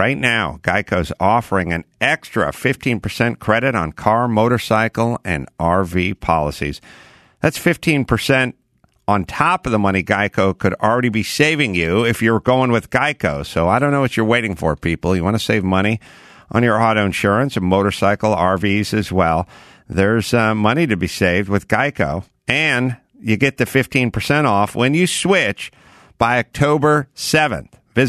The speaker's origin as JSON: {"language": "English", "region": "North Holland", "country": "Netherlands", "second_language": "English", "said": "you know, watch these commercials when I was 10. I'm from North Holland. Like, I don't know what this means."}